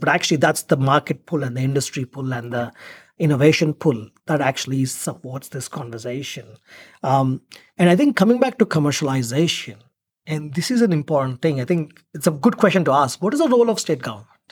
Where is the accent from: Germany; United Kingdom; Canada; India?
India; now in Australia; I'm originally from India, but I'm, I was representing Australia in India